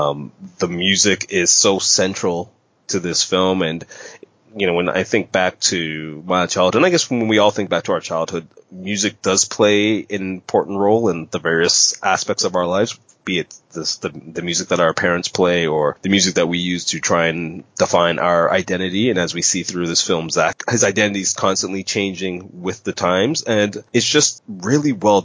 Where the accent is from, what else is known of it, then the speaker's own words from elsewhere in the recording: Canada; As a Canadian